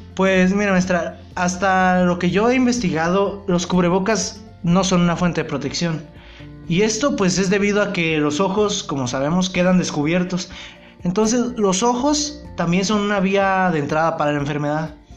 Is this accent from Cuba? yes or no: no; Mexico; nosotros como, población mexicana, yo hablo de México